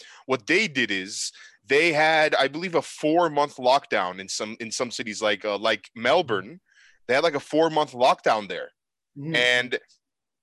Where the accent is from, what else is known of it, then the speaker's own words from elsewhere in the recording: Istanbul, Turkey; now in Calgary, Canada; my hometown of Istanbul, Turkey, where I was born